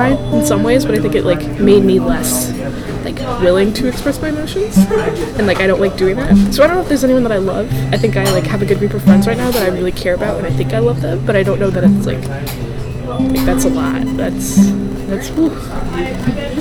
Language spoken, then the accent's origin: English; Northern Virginia, United States; I grew up in Northern Virginia. Grew up in the same, like, 25-mile radius, like, pretty much my whole life